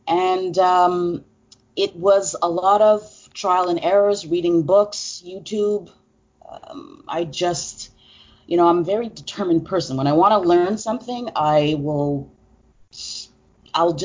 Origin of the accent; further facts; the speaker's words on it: Montreal, Quebec, Canada; I'm from Montreal, Canada